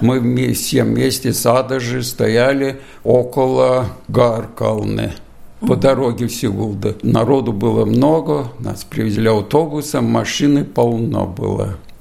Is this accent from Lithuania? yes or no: yes; Lithuania; also born or lived in Riga, Latvia; now in Latvia; я из Бажикайского района